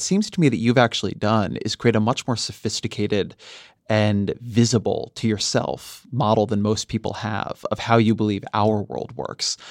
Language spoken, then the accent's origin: English; California, United States; I'm Californian